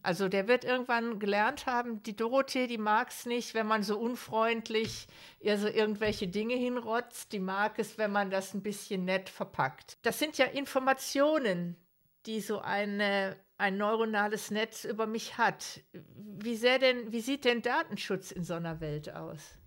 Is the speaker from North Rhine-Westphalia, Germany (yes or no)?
yes; Ruhr area, North Rhine-Westphalia, Germany; ich komme selber aus dem Ruhrgebiet